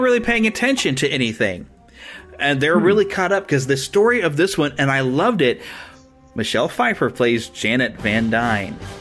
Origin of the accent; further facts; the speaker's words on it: Missouri, United States; here in my home state in Missouri at Marceline